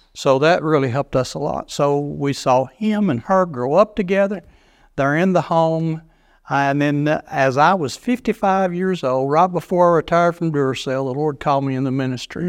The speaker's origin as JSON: {"language": "English", "country": "United States", "tie": "born or raised there", "also_born_or_lived": "Chicago, Illinois, United States", "said": "I was born in Chicago, Illinois, just right outside Chicago, and moved down here when I was just a small child. Don't even remember being up there, so you can't call me a Yankee"}